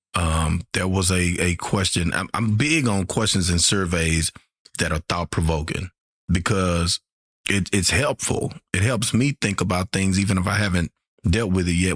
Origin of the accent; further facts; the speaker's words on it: Shreveport, Louisiana, United States; I'm from Shreveport, Louisiana